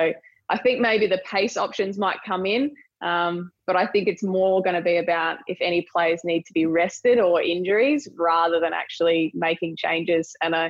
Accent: Australia; we're Australian

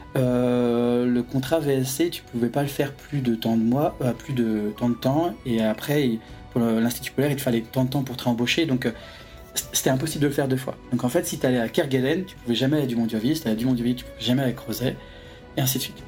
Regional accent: Saint-Malo, Brittany, France; moved away; j'avais grandi à saint malo

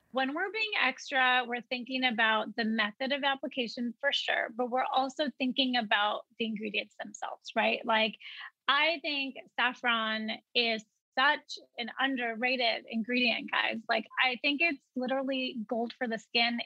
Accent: Wisconsin, United States; growing up in Wisconsin, you know, I was always proud to be South Asian.

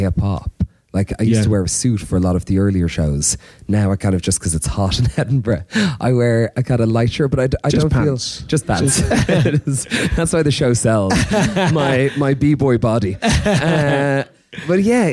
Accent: Ireland; as an Irish man, I grew up with no hip hop in terms of peers

